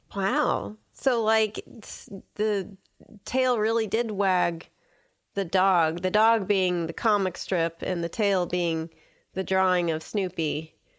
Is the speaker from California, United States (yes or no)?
yes; Southern California, United States; growing up in Southern California